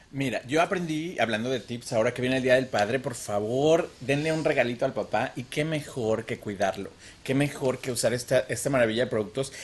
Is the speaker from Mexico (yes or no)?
yes; Mexico City, Mexico; also born or lived in Cuernavaca, Morelos; now in United States; yo nací en Cuernavaca, pero toda la vida viví en la Ciudad de México